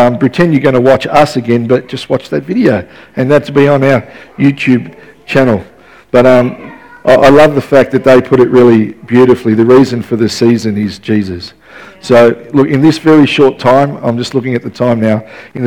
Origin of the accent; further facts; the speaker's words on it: Melbourne, Victoria, Australia; now in Ballarat, Australia; growing up in West Footscray